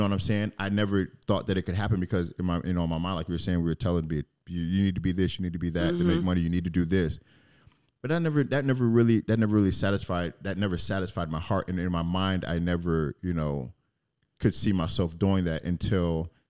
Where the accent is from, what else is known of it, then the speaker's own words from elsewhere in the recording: Germany; born there; also born or lived in England; I was born in Germany, lived in England, lived all over the place.